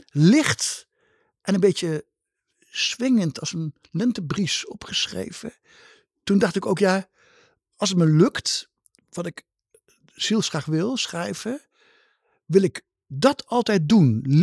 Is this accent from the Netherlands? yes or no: yes; Gelderland, Netherlands; moved away; Gelderlander. Ja, voor de Gelden, de krant ja. van mijn geboortestreek. En waardoor ik ook nog een beetje in de geboortestreek ben